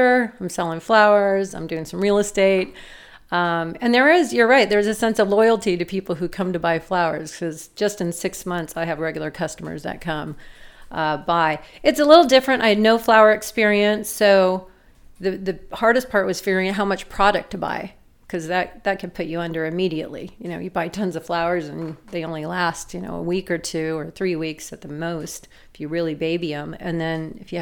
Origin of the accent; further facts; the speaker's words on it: San Diego, California, United States; I grew up in partly in Ocean Beach